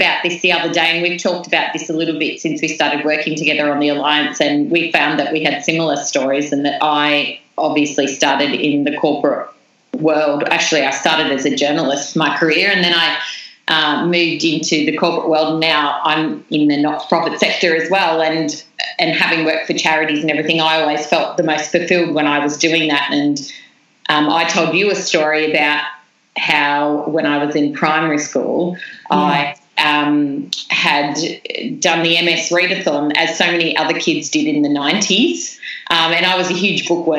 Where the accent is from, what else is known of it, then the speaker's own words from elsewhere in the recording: New South Wales, Australia; I wrote letters to every business in the town, in the small town that I grew up in New South Wales